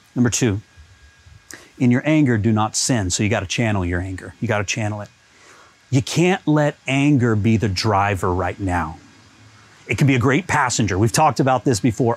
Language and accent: English; United States; now in Canada; I'm American. This is going on in my country of origin.